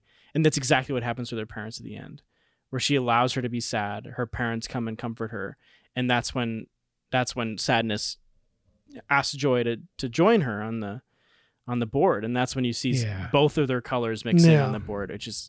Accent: Minnesota, United States; I'm from Minnesota, and now I live here.

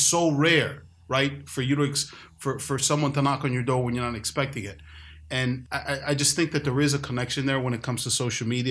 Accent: New York, United States; also born or lived in Bronx, New York; I grew up in New York. I grew up in Washington Heights, North Harlem. I lived in the Bronx

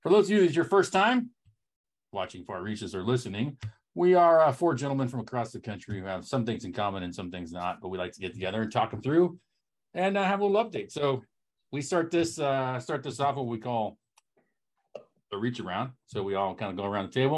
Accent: Eastern Oregon, United States; now in Gainesville, United States; We are four friends from Eastern Oregon

